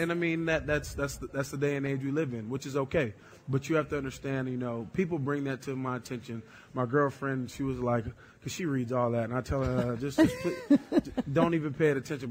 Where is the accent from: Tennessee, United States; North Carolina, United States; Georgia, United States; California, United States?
North Carolina, United States; moved away; I'm from North Carolina, it's a basketball state.